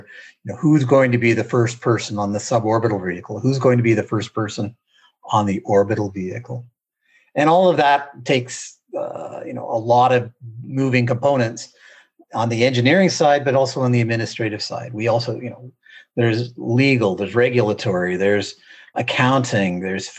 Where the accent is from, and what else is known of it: Canada